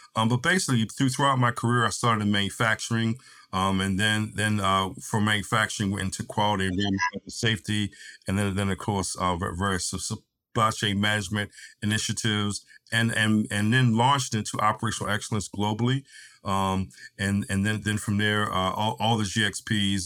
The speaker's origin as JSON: {"language": "English", "region": "East Coast", "country": "United States", "tie": "born or raised there", "also_born_or_lived": "Tennessee", "moved": "as an adult", "lives_now": "San Diego, United States", "said": "having lived growing up on the East Coast, done all my formal training on the East Coast, lived lived in in Central Time in Tennessee, now in San Diego"}